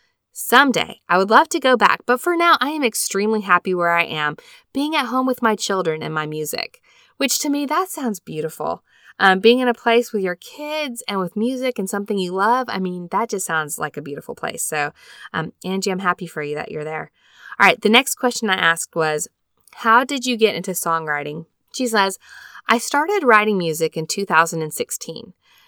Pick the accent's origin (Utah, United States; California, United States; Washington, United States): Utah, United States; Elk Ridge; now in Springville, United States; I grew up in Elk Ridge, Utah, and we currently call Springville, Utah home.